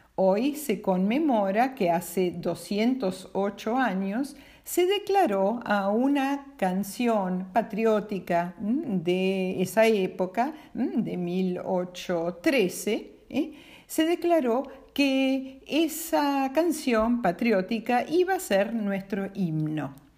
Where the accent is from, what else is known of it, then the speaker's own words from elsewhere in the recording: Argentina; nosotros como argentinos